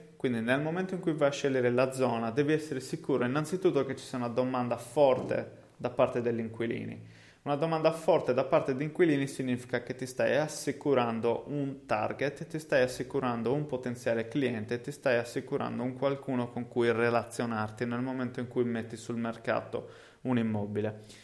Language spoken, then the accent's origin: Italian; Cagliari, Sardinia, Italy; accent: Sardinian (Cagliari); also born or lived in England; Perché Cagliari? Ovviamente, eh, come si deduce da, dal mio accento, è il posto in cui insomma effettivamente vivo